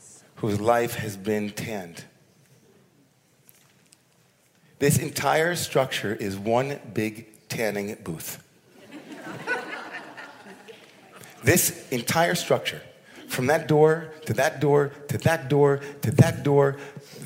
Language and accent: English; United States; all of us as American Jews